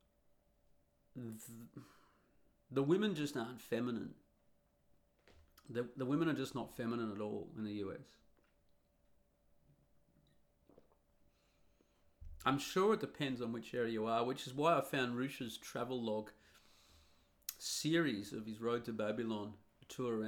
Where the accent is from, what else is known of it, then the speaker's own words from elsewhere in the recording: Australia; accent: Australian; I'm Australian with an Australian accent